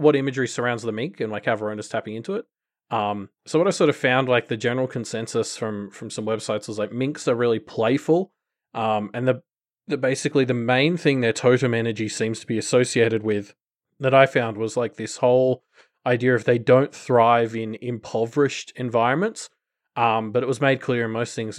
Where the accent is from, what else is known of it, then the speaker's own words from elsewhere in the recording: Australia; as an Australian